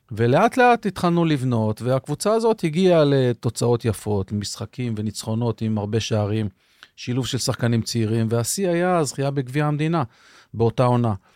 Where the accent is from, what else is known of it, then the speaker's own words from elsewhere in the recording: Rehovot, Central District, Israel; התחלתי בכלל במכבי רחובות כילד, כן. במגרש החול ברחובות